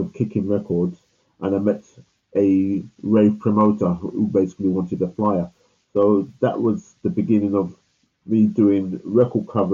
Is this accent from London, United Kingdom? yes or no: yes; London, United Kingdom; I was born in 1960 in London, in Notting Hill Gate.